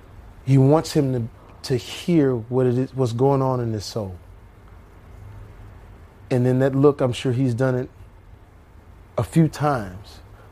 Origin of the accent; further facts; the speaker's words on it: Texas, United States; moved away; I'm actually from Texas.